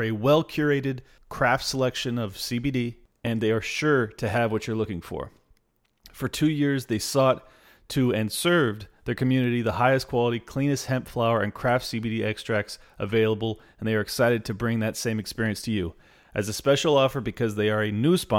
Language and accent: English; California, United States; I'm born and raised here